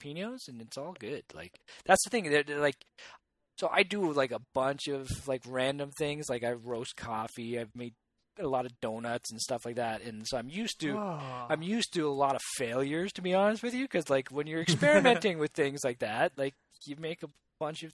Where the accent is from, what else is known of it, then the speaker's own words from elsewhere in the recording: Canada; as a Canadian.